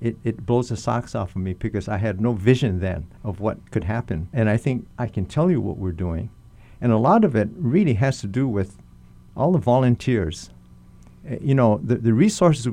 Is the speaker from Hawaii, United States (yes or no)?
yes; Hawaii, United States; moved away as an adult; also born or lived in Makiki Heights, Honolulu; my friends I grew up with here in Hawaii, two of my classmates, high school, killed in action